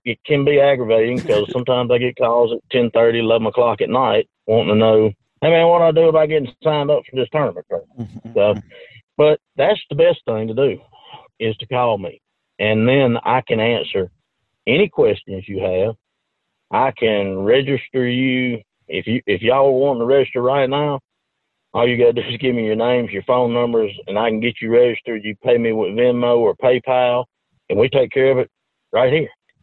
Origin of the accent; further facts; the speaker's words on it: Demopolis, Alabama, United States; my hometown is Demopolis